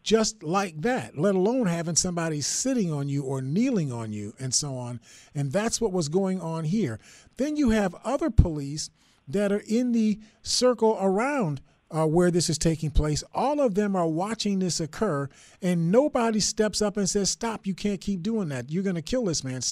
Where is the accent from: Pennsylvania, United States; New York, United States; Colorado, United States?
New York, United States; Buffalo; I grew up in the Perry Projects